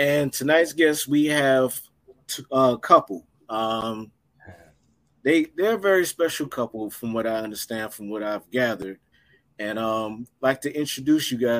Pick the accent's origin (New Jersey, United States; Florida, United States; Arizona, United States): Florida, United States; Miami Gardens; where I'm from, Miami Gardens, Carroll City